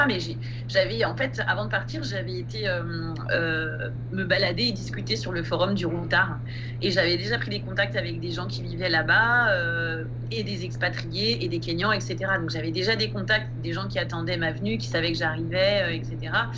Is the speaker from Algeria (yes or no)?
no; Île-de-France, France; moved away as an adult; Moi, j'ai grandi en Île-de-France et je suis restée en Île-de-France jusqu'à mes 30 ans